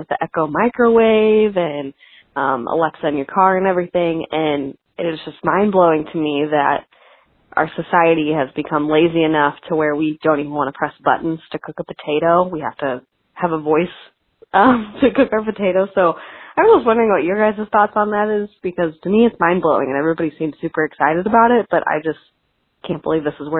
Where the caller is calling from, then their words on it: St. Louis, Missouri, United States; I'm from St. Louis, Missouri.